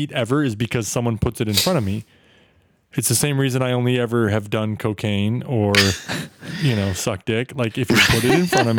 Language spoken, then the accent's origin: English; Nebraska, United States; now in Boston, United States; I grew up in Nebraska.